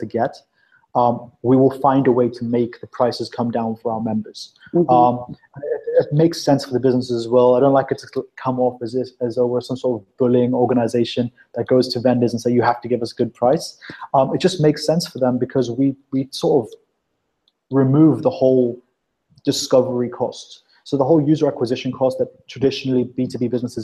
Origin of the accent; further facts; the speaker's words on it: South Africa; now in London, United Kingdom; I was born in South Africa